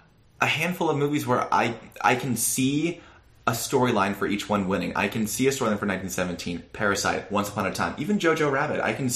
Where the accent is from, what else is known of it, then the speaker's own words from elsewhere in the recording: Iowa, United States; talk about my home state.